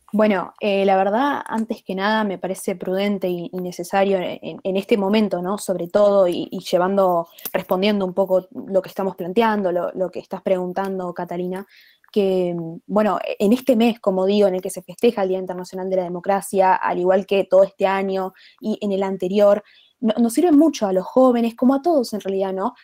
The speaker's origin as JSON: {"language": "Spanish", "country": "Argentina", "said": "en mi país, eh, en Argentina"}